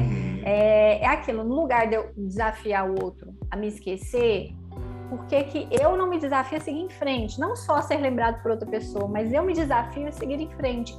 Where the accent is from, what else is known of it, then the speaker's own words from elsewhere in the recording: Goiânia, Goiás, Brazil; como nós dois somos de Goiânia